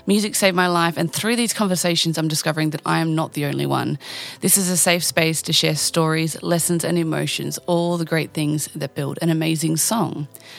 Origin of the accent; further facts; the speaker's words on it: Bairnsdale, Victoria, Australia; Bairnsdale, Victoria, my hometown.